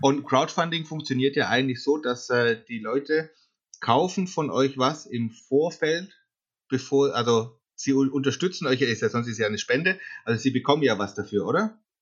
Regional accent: Karlsruhe, Baden-Württemberg, Germany; ich komme aus dem Süden, Karlsruhe

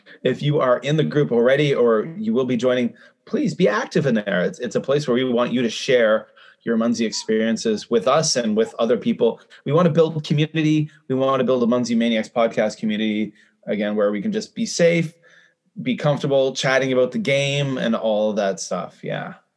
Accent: Canada; I'm a Canadian.

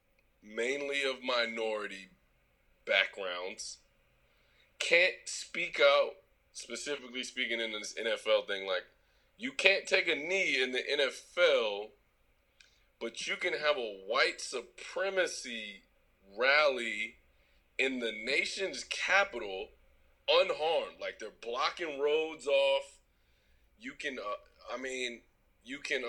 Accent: Washington, District of Columbia, United States; in D.C., which is the nation's capital, which is my hometown

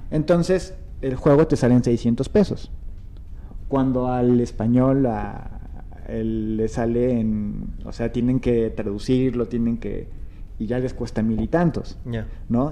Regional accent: Naucalpan, State of Mexico, Mexico; yo que nací y crecí en el norte

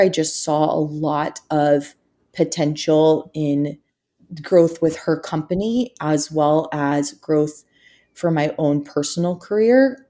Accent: Houston, Texas, United States; also born or lived in Alabama; I'm actually from Houston, Texas

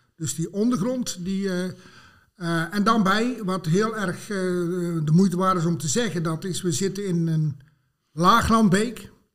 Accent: Het Groene Woud, North Brabant, Netherlands; ik ben geboren en getogen in het uh, Groene Woud

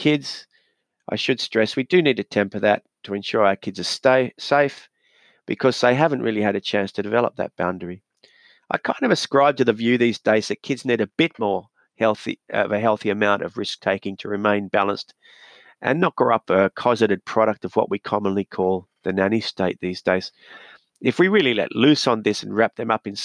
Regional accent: Newcastle, New South Wales, Australia; my hometown of Newcastle

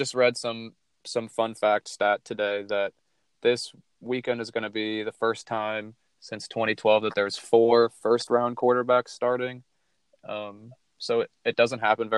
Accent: Phoenix, Arizona, United States; I'm from Phoenix, so they're my team

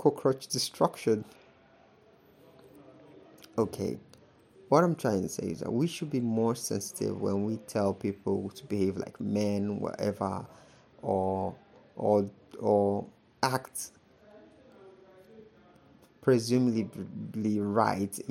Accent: Nigeria; as a Nigerian

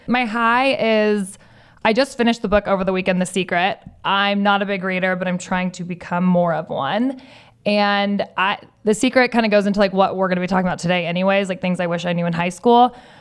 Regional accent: Southern California, United States; growing up in Southern California, both you and I have going to school in Southern California

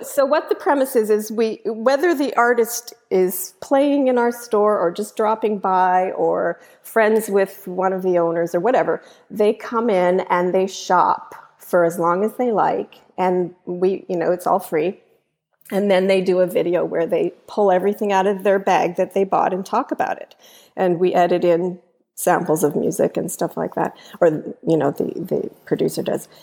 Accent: Canada; now in United States; I'm Canadian

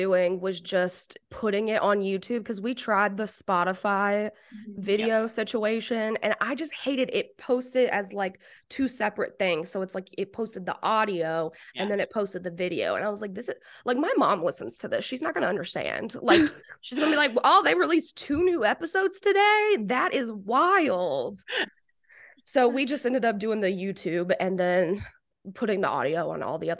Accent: United Kingdom; No, I am like boring white. I'm like from Britain or something.

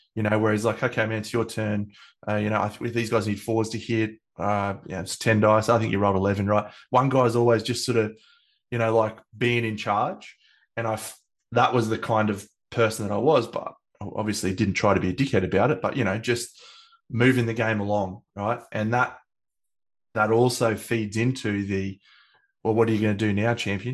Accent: Australia; I'm Australian

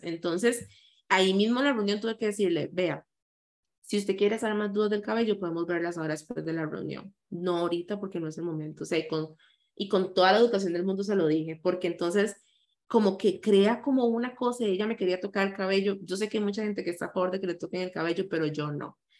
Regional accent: San José, Costa Rica; yo nací en San José, eh, la mayoría de la gente cree que nací en Limón

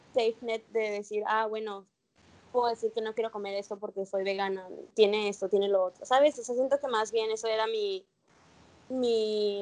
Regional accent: Mexico; moved away as an adult; also born or lived in Mérida, Yucatán, Mexico; now in Australia; yo nací en México

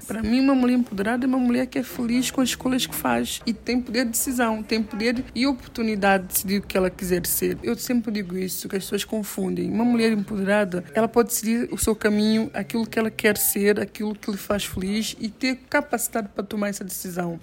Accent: São Tomé & Príncipe

